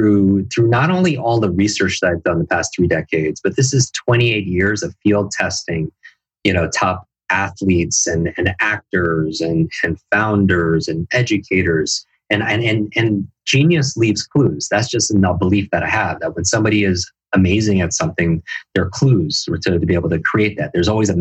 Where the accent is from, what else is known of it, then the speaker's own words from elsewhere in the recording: Northeast, United States; I grew up in the Northeast